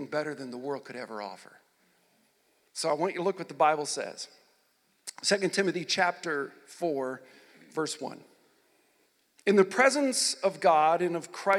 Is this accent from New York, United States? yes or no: no; Nebraska, United States; also born or lived in Michigan / Wilber-Clatonia, Nebraska / O'Neill, Nebraska / Texas; I grew up in Nebraska, born in Michigan. I was raised in a little town outside of Lincoln called Wilbur Claytonia, a little community there. When I got to sixth grade, we moved to O'Neill, Nebraska